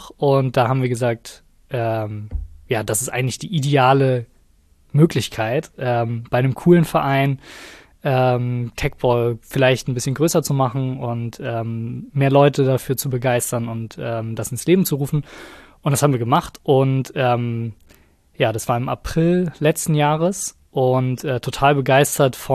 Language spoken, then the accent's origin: German; Kiel, Schleswig-Holstein, Germany; Ich komme aus Kiel ursprünglich